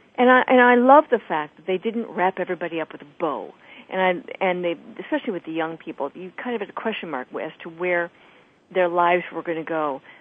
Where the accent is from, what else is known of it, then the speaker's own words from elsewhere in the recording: Illinois, United States; moved away; mom of two in Illinois, not far from my hometown